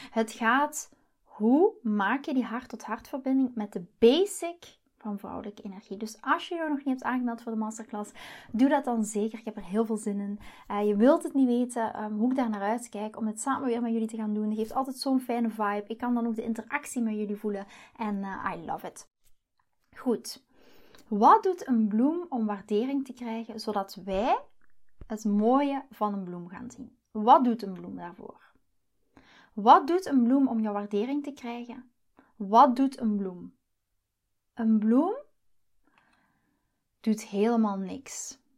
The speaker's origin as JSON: {"language": "Dutch", "country": "Belgium", "lives_now": "Netherlands", "said": "dus ik moet me een beetje aanpassen als Belg hier in, eh, in Nederland."}